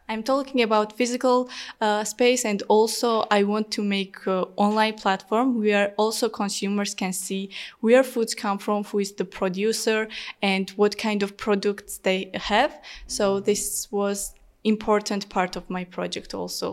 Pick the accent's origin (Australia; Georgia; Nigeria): Georgia; English is a second language; also born or lived in Tbilisi; I am from Georgia. I live in a small town called Tbili, but I study in Tbilisi.